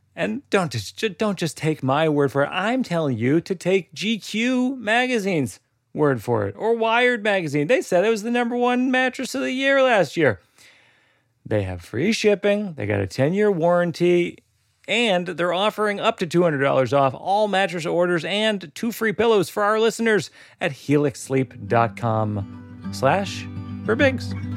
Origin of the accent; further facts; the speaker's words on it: Shrewsbury, Massachusetts, United States; I grew up in Shrewsbury, Massachusetts